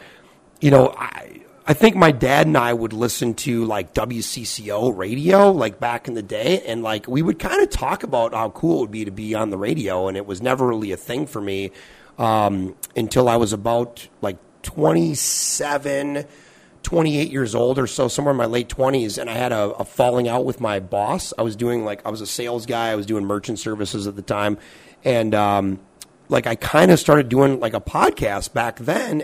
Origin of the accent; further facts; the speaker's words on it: Bloomington, Minnesota, United States; I grew up in Bloomington, so like a pretty big city. I mean, third or fourth biggest city in the state of Minnesota